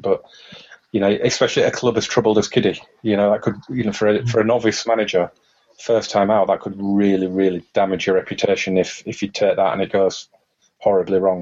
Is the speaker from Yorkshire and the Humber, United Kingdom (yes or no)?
yes; Huddersfield, Yorkshire and the Humber, United Kingdom; my hometown of Huddersfield